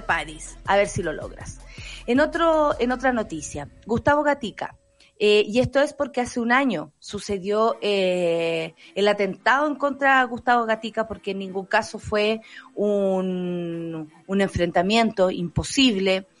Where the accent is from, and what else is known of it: Chile